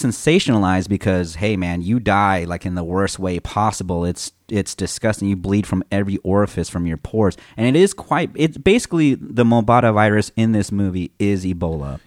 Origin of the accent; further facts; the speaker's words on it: Texas, United States; also born or lived in California; I also came from California, I moved to Texas